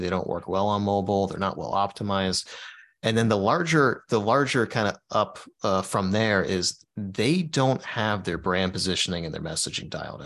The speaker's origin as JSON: {"language": "English", "town": "Dayton", "region": "Ohio", "country": "United States", "tie": "born or raised there", "also_born_or_lived": "Florida Keys", "moved": "as an adult", "said": "I live in Dayton, Ohio"}